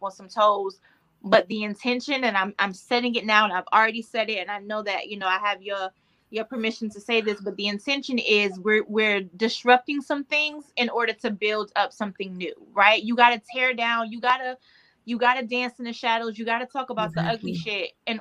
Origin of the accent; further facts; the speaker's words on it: the South, United States; I'm still from the South.